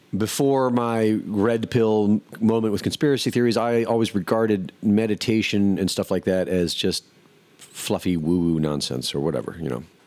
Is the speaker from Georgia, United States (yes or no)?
no; Cleveland, Ohio, United States; moved away; also born or lived in Jersey City; I grew up in Cleveland